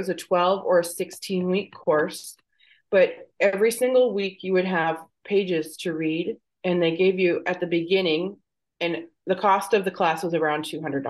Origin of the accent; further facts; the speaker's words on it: Michigan, United States; now in Texas, United States; I'm originally from Michigan